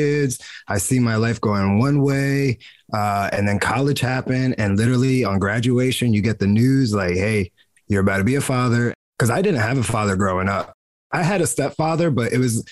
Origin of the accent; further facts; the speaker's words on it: New Jersey, United States; I'm from New Jersey, like born and raised American. I'm just Puerto Rican in America